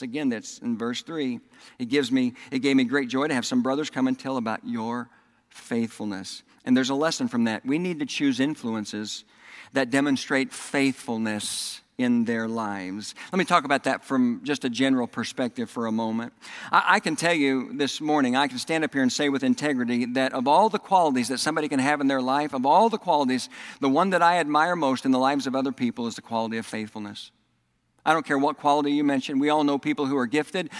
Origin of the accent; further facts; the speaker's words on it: Oklahoma, United States; accent: Southern; also born or lived in Texas; now in Indiana, United States; I was raised in Oklahoma, and then I moved to Texas, and I lived in Texas for 17 years, and then I moved back to Oklahoma, and I lived there for 10 years, and then I moved here to Indiana